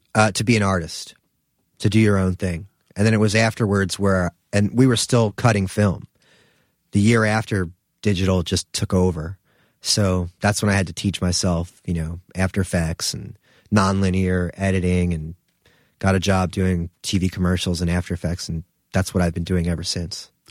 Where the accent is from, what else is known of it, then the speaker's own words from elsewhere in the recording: New Jersey, United States; moved away as an adult; also born or lived in Philadelphia / Brooklyn; I'm from Jersey